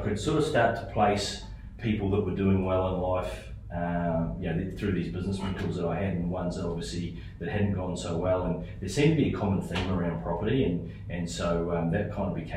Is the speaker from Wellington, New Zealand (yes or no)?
no; Hamilton, Waikato, New Zealand; also born or lived in Auckland, New Zealand; I grew up in Hamilton, New Zealand. I was born in Auckland